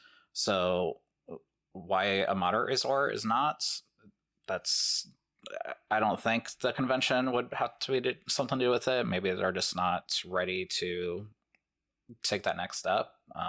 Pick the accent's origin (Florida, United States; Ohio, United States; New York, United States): Ohio, United States; we're from Ohio